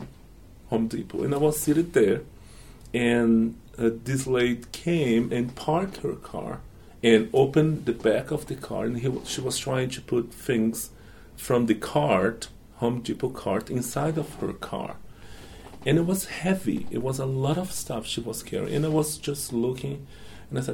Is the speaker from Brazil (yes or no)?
yes; Brazil; English is a second language; moved away as an adult; now in United States; this is what we do in Brazil